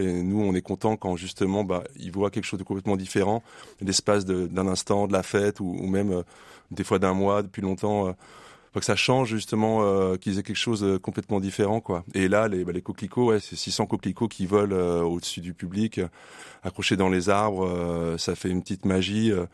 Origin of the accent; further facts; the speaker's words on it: Lyon, Auvergne-Rhône-Alpes, France; je vous avoue qu'en tant que vrai lyonnais